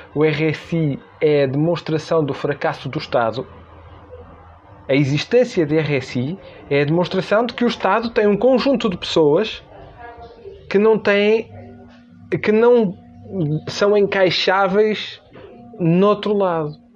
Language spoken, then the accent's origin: Portuguese; Norte, Portugal; como se diz na minha terra